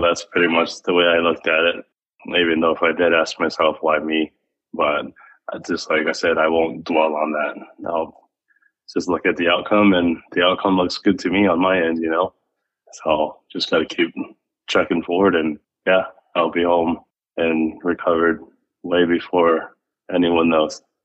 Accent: Maui, Hawaii, United States; now in Phoenix, United States; I was from Maui

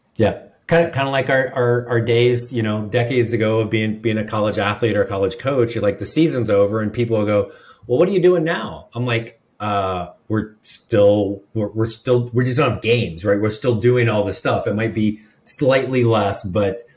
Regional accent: Midwest, United States; now in the South, United States; I grew up in the Midwest

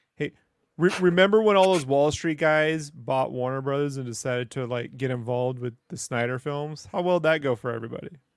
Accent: Mexico; moved away; I grew up with in Mexico

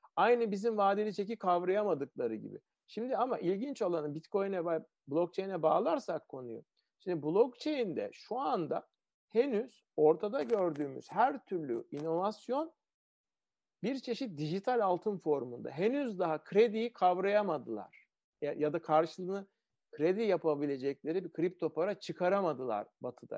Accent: Ankara, Turkey; Ben Ankara'da büyüdüm. Ortaokulu filan liseyi Ankara'da okudum.

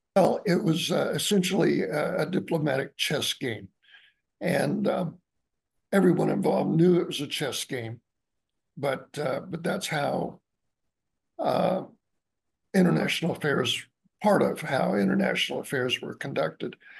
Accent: Albany, Georgia, United States; my hometown. Excuse me was uh, Albany, Georgia

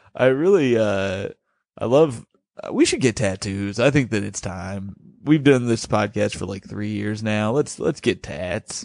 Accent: Bloomington, United States; now in New York, United States; the reason I grew up in Bloomington is because she was transferred to Bloomington as a manager at Red Lobster

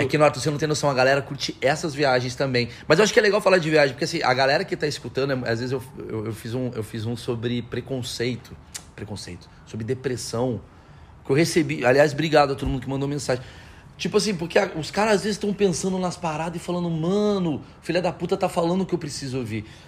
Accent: Brazil; Eu, como brasileiro

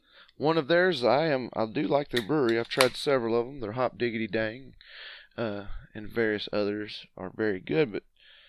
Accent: Georgia, United States; But since we are from Georgia

